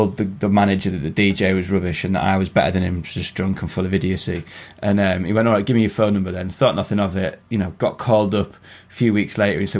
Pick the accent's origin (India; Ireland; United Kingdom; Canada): United Kingdom; Carlisle, North West England; I grew up in Carlisle, and it ended up that I got offered like a load of money to do a place in Carlisle, and all my pals were there, so I went back up there.